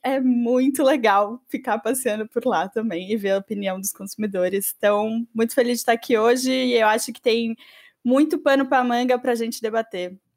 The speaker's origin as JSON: {"language": "Portuguese", "country": "Brazil", "said": "aqui no Brasil"}